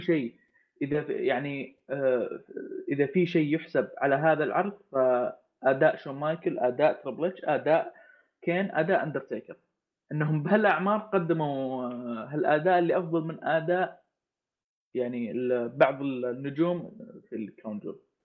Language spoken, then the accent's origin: Arabic; Saudi Arabia; انا كشخص سعودي